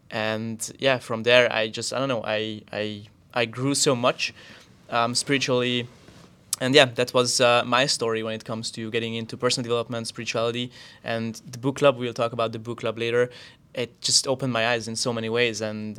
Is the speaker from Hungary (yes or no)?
yes; Hungary; English is a second language; moved away as an adult; now in Austria; I moved from Hungary to Austria, and I started opening up, started meeting new people, also different cultures